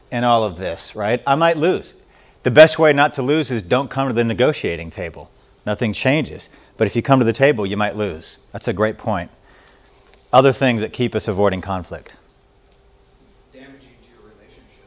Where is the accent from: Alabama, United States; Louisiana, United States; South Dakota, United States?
Louisiana, United States; moved away; I grew up in Louisiana